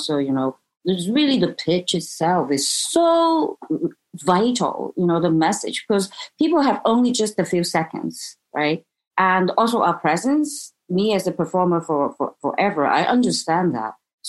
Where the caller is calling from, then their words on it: Hong Kong; Hong Kong.